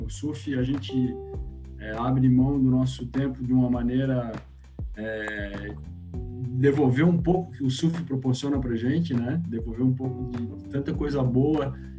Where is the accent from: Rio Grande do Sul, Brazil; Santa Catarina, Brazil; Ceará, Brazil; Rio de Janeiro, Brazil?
Santa Catarina, Brazil; Itajaí; Eu nasci em Itajaí, né? cresci a minha vida toda no São Judas, ali no Fiusa Lima